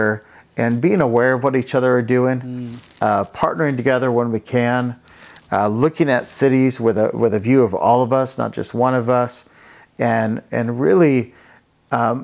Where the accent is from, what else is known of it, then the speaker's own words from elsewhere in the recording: Hawaii, United States; moved away; also born or lived in Bay Area, California; I grew up here in Hawaii.